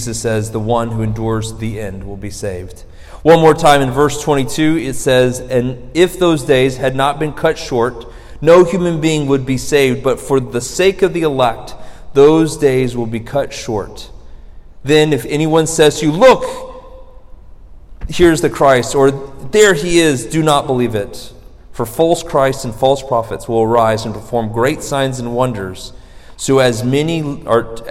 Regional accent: Florida, United States; I'm from Florida

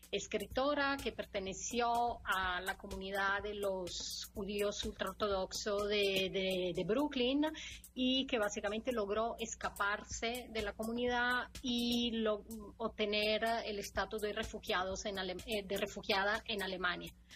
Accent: Italy; Spanish is a second language; moved away; yo soy italiana

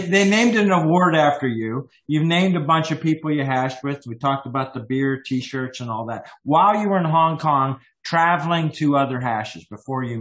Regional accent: United States; also born or lived in Canada; I am American and Canadian

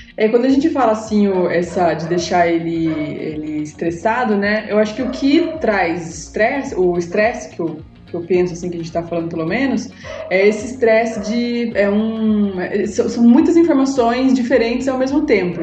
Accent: Sorocaba, São Paulo, Brazil; eu sou de Sorocaba

